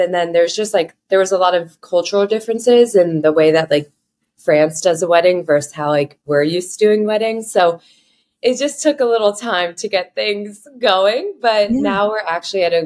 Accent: South Florida, United States; now in New York, United States; I'm from South Florida.

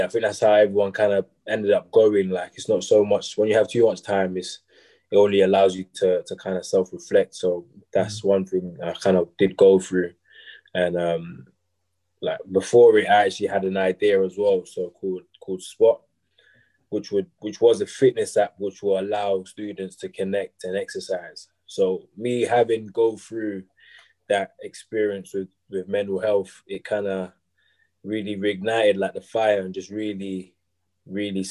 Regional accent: Dagenham, London, United Kingdom; moved away as an adult; now in Loughborough, United Kingdom; I'm from Dagenham originally, around London.

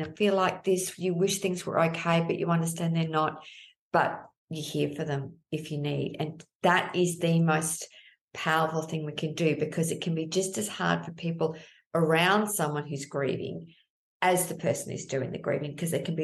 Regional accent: Melbourne, Victoria, Australia; I'm from Melbourne

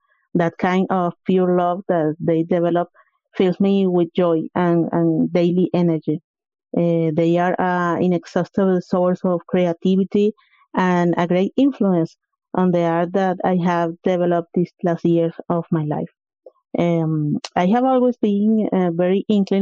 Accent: Venezuela; English is a second language; also born or lived in Margarita Island; I am from Venezuela. I live in Margarita, a beautiful island located in the north of my country.

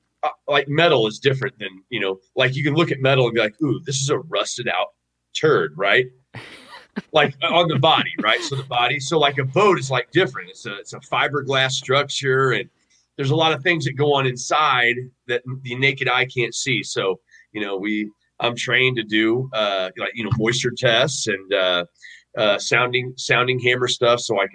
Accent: Missouri, United States; moved away as an adult; also born or lived in Iowa; I'm from Missouri. Yeah, I'm from Missouri originally. Okay. Yeah, that's where I grew up. Went to high school, middle school, elementary, all that.

